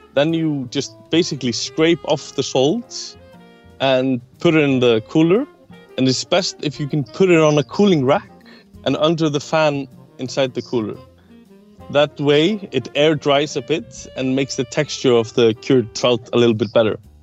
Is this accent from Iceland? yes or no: yes; Iceland; I'm a chef from Iceland.